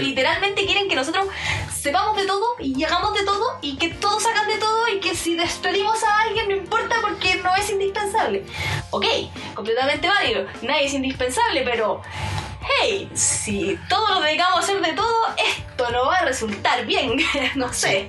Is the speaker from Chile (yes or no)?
yes; Chile; nosotros somos chilenos